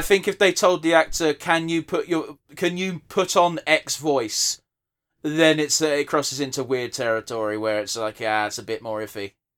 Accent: United Kingdom; we're British as fuck

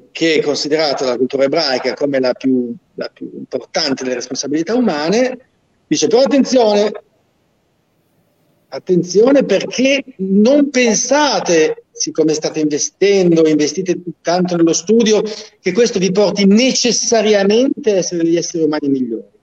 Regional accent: Genoa, Liguria, Italy; Io sono genovese, sì.

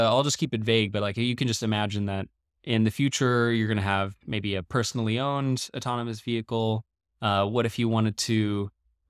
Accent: Paris, Île-de-France, France; also born or lived in Beijing / Dubai / Shanghai / Dallas; I'm not from any single place. My dad is Dutch. My mom's American. I was born in Paris, France. And we moved around a lot as a kid.

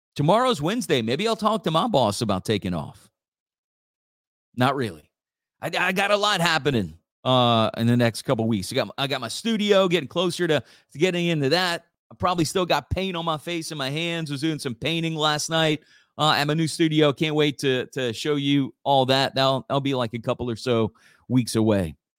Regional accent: Church Point, Louisiana, United States; my hometown of Church Point

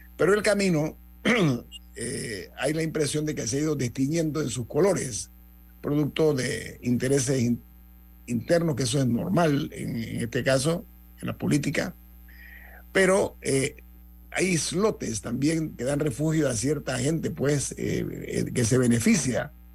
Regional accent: Panama; mi orgullo como panameño

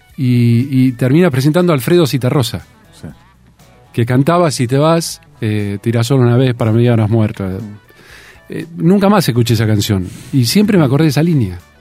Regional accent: Tandil, Buenos Aires Province, Argentina; also born or lived in Mar del Plata; yo me crié en Tandil, nací en Mar del Plata, pero me crié en Tandil

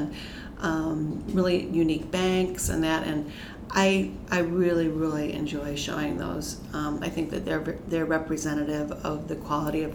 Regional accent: Iowa, United States; I'm from Iowa

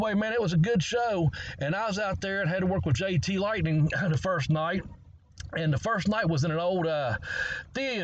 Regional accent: Ashland, Kentucky, United States; also born or lived in Maryland; back where I grew up at, actually, once I moved back here to Kentucky from Maryland.

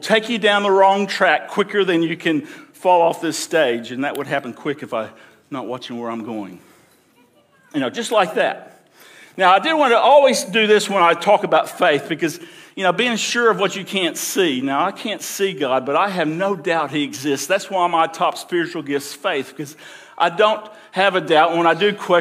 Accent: Alabama, United States; I grew up in Alabama.

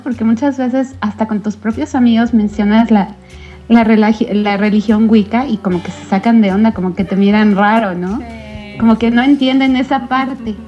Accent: Mexico; soy mexicana

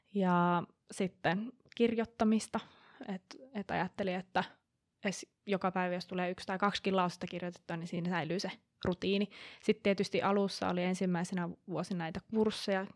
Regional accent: Kuopio, North Savo, Finland; moved away; also born or lived in Aarhus; mun alun perin Kuopiosta katoisin

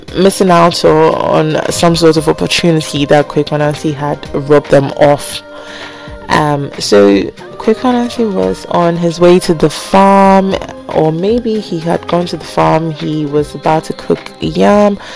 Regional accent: Ghana; also born or lived in United Kingdom; I grew up in Ghana, although I was born in the UK

